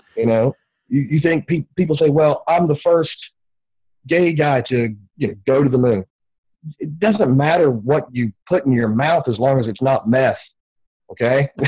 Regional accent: the South, United States; growing up in the South

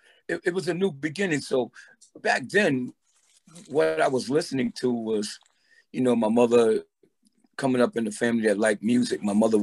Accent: New York City, New York, United States; also born or lived in Roosevelt Island, New York; Originally from Brooklyn, New York.

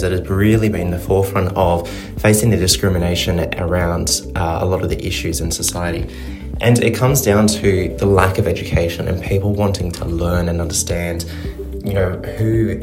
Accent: Sydney, New South Wales, Australia; I am 23 from Sydney, Australia

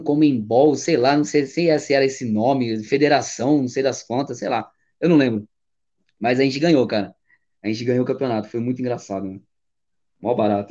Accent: São Paulo, Brazil; also born or lived in Boituva; eu sou paulistano, sangue puro, São, é, é, São Paulo, né? Eu sou nascido e criado em São Paulo

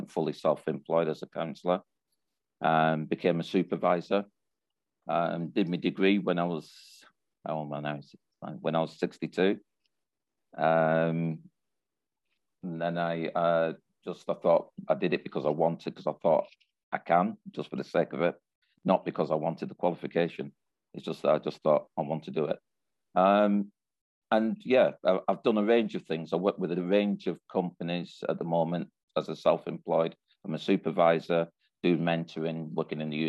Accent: Bolton, North West England, United Kingdom; also born or lived in Birmingham; When we moved to Bolton, I was at seven

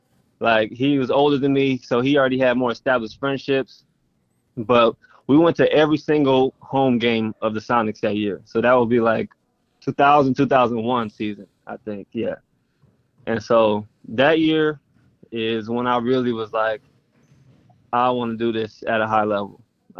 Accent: Fresno, California, United States; Yeah, so I grew up, was born and raised in Fresno my whole life. Mom is from Fresno.

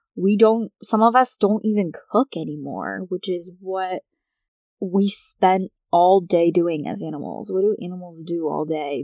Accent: United States; I am American

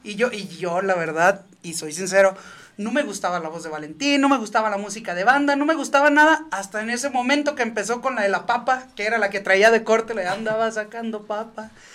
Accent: Los Reyes, Michoacán, Mexico; also born or lived in Santa Ana, California; yo soy nacido en Santana, California. Y criado en Los Limones y Los Reyes, Michoacán.

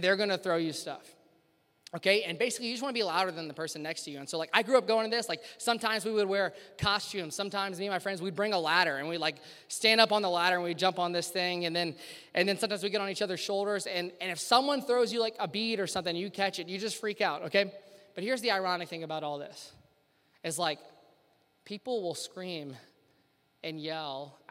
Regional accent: Louisiana, United States; moved away as an adult; now in Cincinnati, United States; I'm from Louisiana, born and raised in Louisiana, way down south. I actually went to LSU and lived in Louisiana my whole life

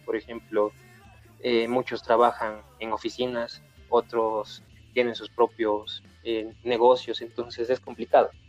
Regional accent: Ecuador; nosotros eh, somos ecuatorianos

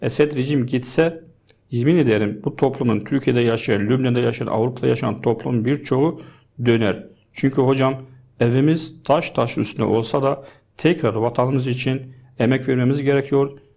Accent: Deir ez-Zor Governorate, Syria; Turkish is a second language; also born or lived in Azaz, Aleppo Governorate; Şimdi ben e, aslan Halepliyim, Azez bölgesinde. E, ama yaşamam, hayatım Derizor ilinde geçti.

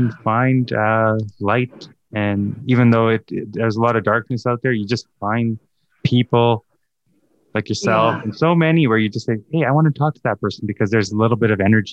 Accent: Calgary, Alberta, Canada; also born or lived in East Africa; came to Calgary at 4 months old. So all I know is Calgary. Yeah, Calgary's home

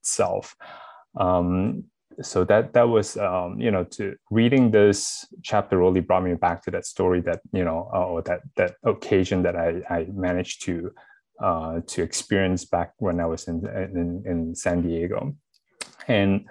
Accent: Malaysia; now in Washington, D.C. area, United States; I'm actually also from Malaysia.

